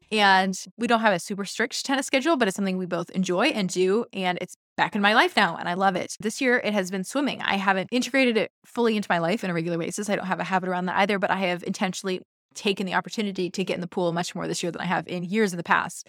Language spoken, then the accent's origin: English; Seattle, Washington, United States; I'm from Seattle